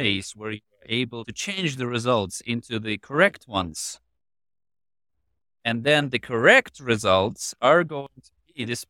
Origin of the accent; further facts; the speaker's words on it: Ukraine; I was born and raised in Ukraine right after the split of the Soviet Union.